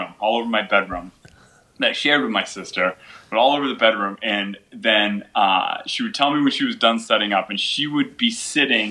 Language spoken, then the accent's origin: English; Beverly, Massachusetts, United States; I stayed within the general area in Massachusetts, but moved around to a couple different towns. Generally, I say that, I grew up in Beverly, Massachusetts, because that's where I went to high school